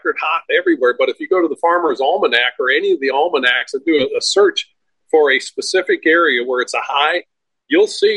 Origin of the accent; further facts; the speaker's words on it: Minnesota, United States; now in Florida, United States; I was born in Minnesota, and I know there's a reason I live in Florida